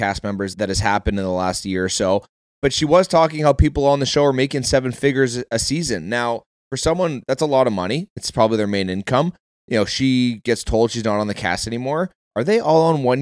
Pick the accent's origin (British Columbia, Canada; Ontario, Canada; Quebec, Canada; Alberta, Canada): Alberta, Canada; Calgary; moved away; I was born in Calgary.